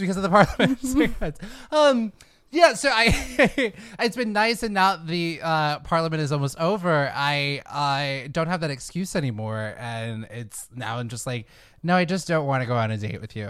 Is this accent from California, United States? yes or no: yes; Fairfield, California, United States; I'm from the Bay Area. I grew up in a s, a town called Fairfield.